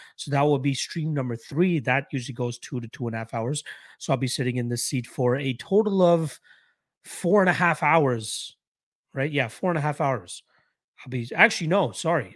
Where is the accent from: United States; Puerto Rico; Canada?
Canada; Being a Canadian